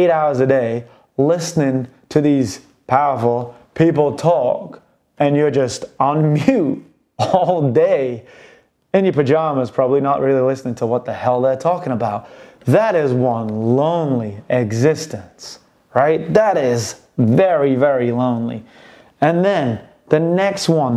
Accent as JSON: {"language": "English", "country": "United Kingdom", "said": "I'm British"}